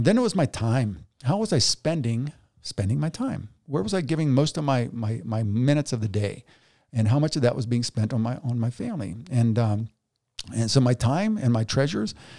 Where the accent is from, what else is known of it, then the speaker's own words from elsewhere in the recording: United States; I'm an American